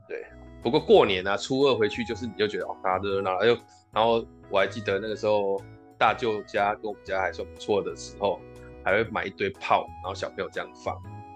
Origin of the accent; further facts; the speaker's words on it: Tainan, Taiwan; moved away as an adult; also born or lived in Tamsui / Taipei; now in Guishan, Taiwan; 我好歹在台南住了十八年，十八年是我从小到大，我现在回去讲我是台南人，我现在回去讲我是台南人